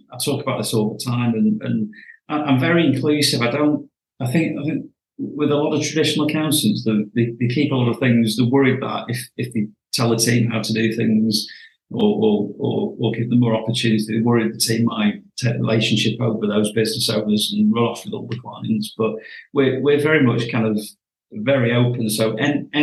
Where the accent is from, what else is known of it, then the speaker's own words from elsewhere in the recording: Cleveleys, near Blackpool, North West England, United Kingdom; I was born and bred in Cleveland